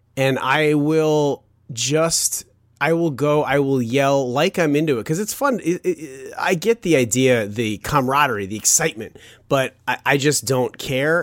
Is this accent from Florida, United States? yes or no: no; Chicago, Illinois, United States; I was born in Chicago